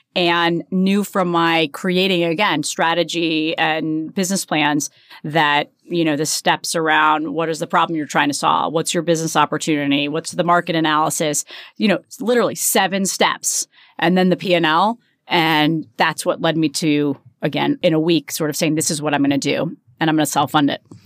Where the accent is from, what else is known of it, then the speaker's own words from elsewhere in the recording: New Jersey, United States; grew up in New Jersey. I'm very s, very proud New Jersey girl